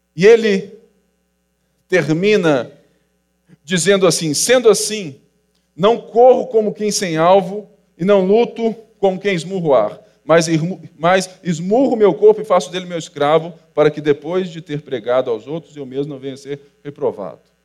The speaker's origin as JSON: {"language": "Portuguese", "region": "Rio de Janeiro", "country": "Brazil", "said": "e nós somos do Rio de Janeiro. Sou carioca"}